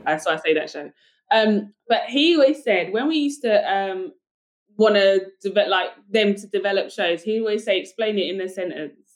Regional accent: United Kingdom; accent: British; now in United States; i've got a british accent

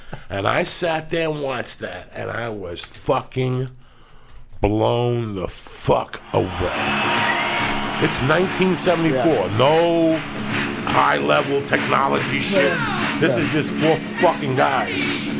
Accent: Cuba; English is a second language; He knows that I'd learned how to speak English when I came from Cuba watching Dick Van Dyke.

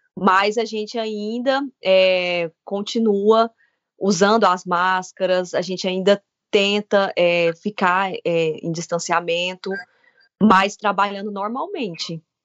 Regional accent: Brazil; now in Ireland; A gente, como brasileiro, como estudante

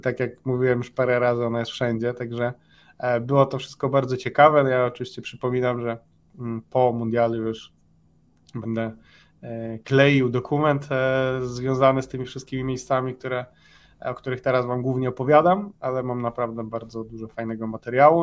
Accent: Poland; moved away; jestem z Polski

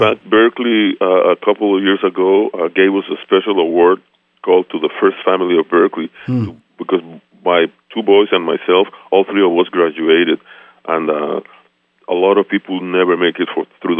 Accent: Mexico City, Mexico; I was born and raised in Mexico City, and my father, well, my parents both are from Honduras, Central America.

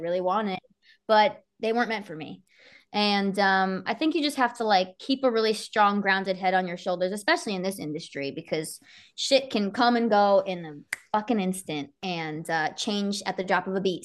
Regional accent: Somerset County, New Jersey, United States; I was twenty minutes from Rutgers.

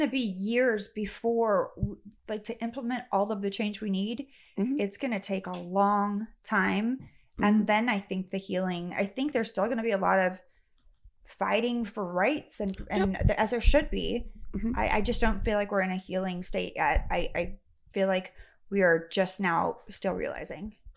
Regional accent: Sacramento, California, United States; I grew up in Sacramento.

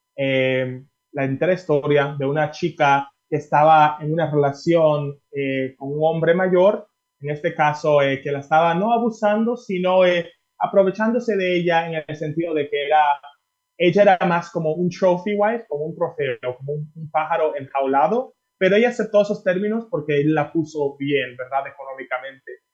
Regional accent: Miami, Florida, United States; moved away as an adult; also born or lived in Dominican Republic / Massachusetts / Paris; now in Mexico; me crié, aunque nací en República Dominicana, me crié en Miami

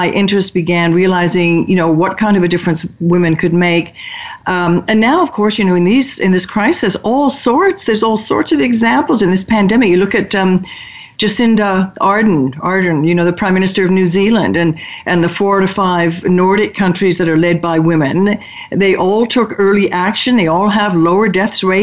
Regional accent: United Kingdom; moved away; I'm British by origin

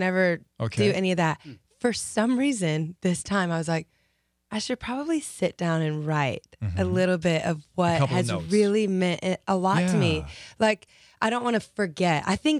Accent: Lafayette, Louisiana, United States; I grew up Lafayette. So that's like 2 hours from Belmont.

